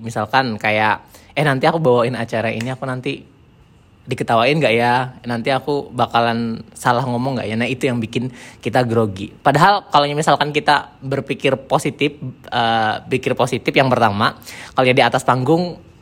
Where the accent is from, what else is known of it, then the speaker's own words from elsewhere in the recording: Indonesia; moved away as an adult; pas aku di Indonesia